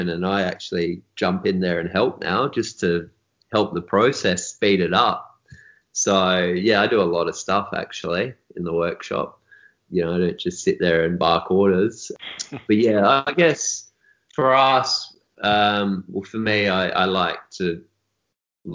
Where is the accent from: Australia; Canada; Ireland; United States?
Australia; born or raised there